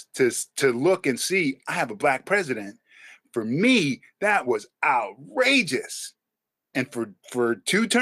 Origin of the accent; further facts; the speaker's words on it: Silver Spring, Maryland, United States; I was here in Silver Spring.